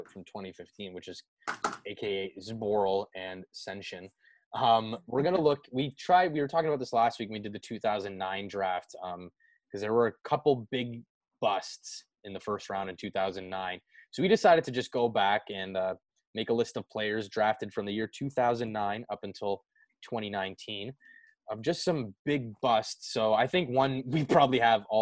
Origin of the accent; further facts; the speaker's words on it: Oakville, Ontario, Canada; I grew up here in Oakville playing minor hockey with him